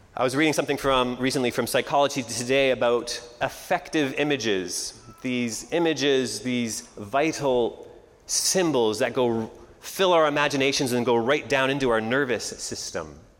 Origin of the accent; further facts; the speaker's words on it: Canada; moved away as an adult; now in United States; I was born and raised in Canada